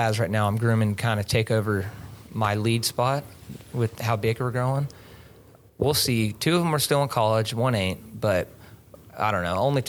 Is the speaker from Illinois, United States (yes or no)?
no; Azle, Texas, United States; also born or lived in Stephenville, Texas; I was actually born in Stephenville. I was an accident. My parents met at college. And, I was a college baby. But ended up moving out of there, went to Azle.